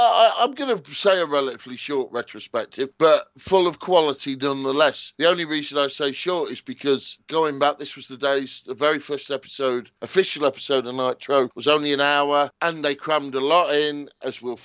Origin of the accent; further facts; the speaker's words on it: United Kingdom; as a Brit